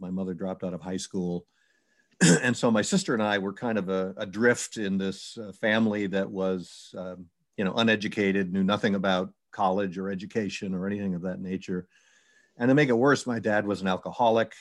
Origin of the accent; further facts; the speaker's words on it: New York, United States; I was from New York.